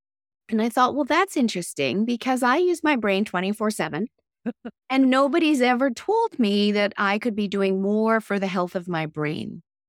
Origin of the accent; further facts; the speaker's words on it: Tokyo, Japan; Meanwhile, I was raised in Tokyo, Japan, which was an amazing life, and I have many great friends there.